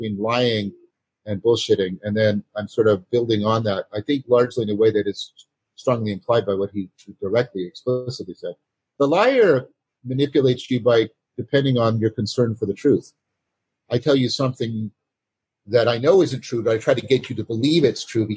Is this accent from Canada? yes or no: yes; Canada; I'm a Canadian